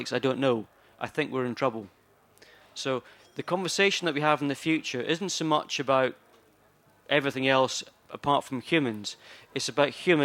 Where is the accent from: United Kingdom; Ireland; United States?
United Kingdom; Skye, Scotland; I come from Skye, and the community that I currently come from is populated by holiday makers.